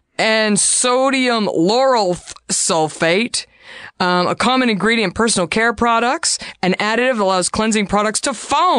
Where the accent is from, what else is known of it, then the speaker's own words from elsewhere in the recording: Texas, United States; growing up in Texas